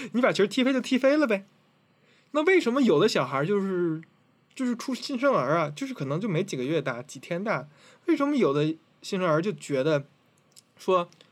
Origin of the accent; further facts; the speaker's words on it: Tianjin, China; 因为我是天津人嘛，我比较熟